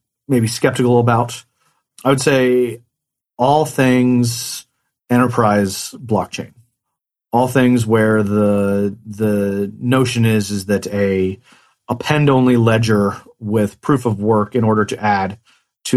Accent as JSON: {"language": "English", "town": "Economy", "region": "Indiana", "country": "United States", "tie": "born or raised there", "moved": "yes", "said": "I grew up in a town of 168 people. And so a very, very small town called Economy, mm-hmm. Indiana"}